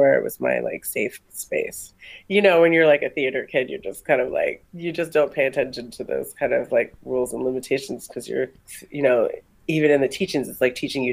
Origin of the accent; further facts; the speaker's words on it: Kauai, Hawaii, United States; moved away; I'm from a very small island in the Pacific called Kauai.